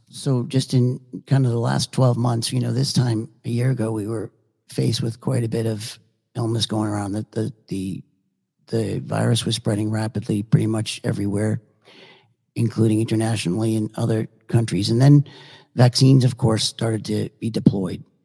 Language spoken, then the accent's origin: English; Boston, Massachusetts, United States; now in Naples, United States; I grew up in Boston